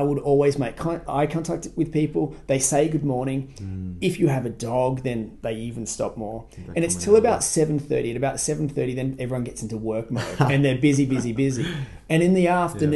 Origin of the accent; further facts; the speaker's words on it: Sydney, New South Wales, Australia; now in Newcastle, Australia; my hometown in Sydney